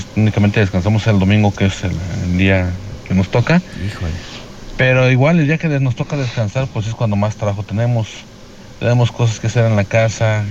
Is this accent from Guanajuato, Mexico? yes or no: yes; Valle de Santiago, Guanajuato, Mexico; yo soy de Valle de Santiago